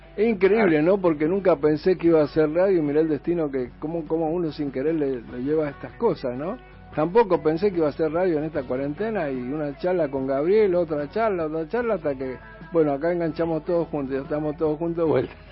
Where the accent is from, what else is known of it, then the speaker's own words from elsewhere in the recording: Mendoza, Argentina; moved away; yo soy de Mendoza también, así que tengo mi familia en Mendoza